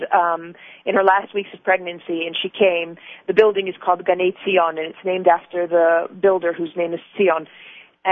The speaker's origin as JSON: {"language": "English", "country": "United States", "tie": "born or raised there", "also_born_or_lived": "Los Angeles", "moved": "as an adult", "lives_now": "Israel", "said": "I was raised in America"}